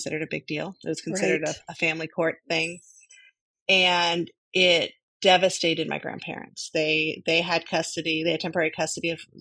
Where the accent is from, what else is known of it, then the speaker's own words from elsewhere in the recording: Burlingame, California, United States; I grew up on the other side of the peninsula. I grew up in Burlingame.